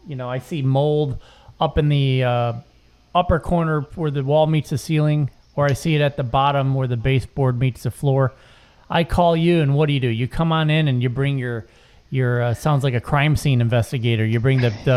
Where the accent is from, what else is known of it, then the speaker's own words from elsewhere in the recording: Chicago, Illinois, United States; growing up in Chicago